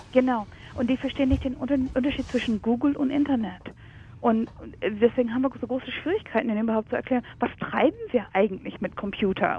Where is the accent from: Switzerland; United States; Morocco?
United States; now in Germany; ich komme ursprünglich aus den USA